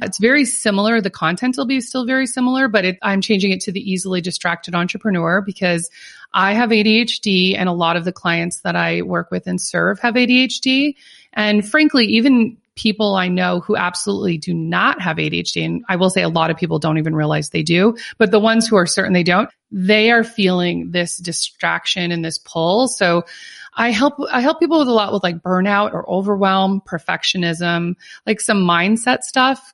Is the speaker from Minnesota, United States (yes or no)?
yes; Minnesota, United States; also born or lived in California; now in North Carolina, United States; I'm originally from Minnesota